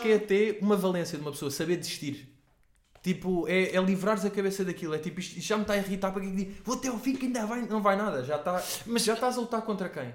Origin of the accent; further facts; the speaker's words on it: Portugal; nós os três somos portugueses